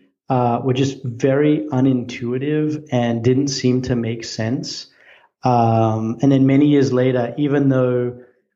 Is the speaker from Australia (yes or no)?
yes; Australia; moved away as an adult; now in United States; I'm Australian.